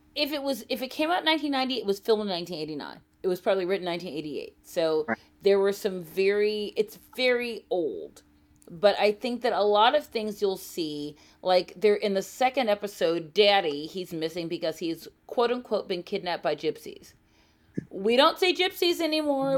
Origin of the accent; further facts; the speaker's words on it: Baltimore, Maryland, United States; also born or lived in Saudi Arabia; growing up in Baltimore